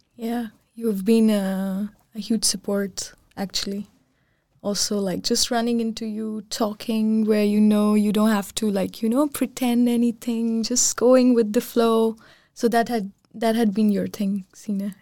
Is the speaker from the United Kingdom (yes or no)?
no; Pakistan; also born or lived in Copenhagen, Denmark; now in Aarhus, Denmark; I'm from Pakistan